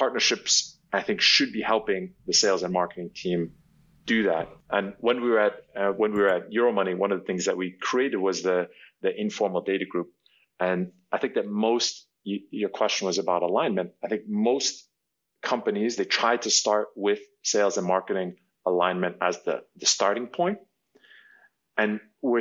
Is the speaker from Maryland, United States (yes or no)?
no; New York, United States; I'm originally from New York. I was born and raised there, and I grew up on Broadway